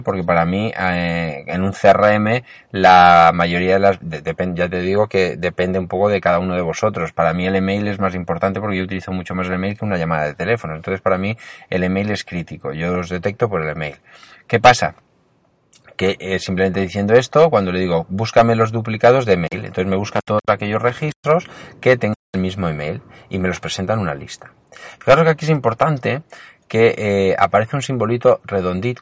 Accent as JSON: {"language": "Spanish", "town": "Alicante", "region": "Valencian Community", "country": "Spain", "said": "yo soy de Alicante"}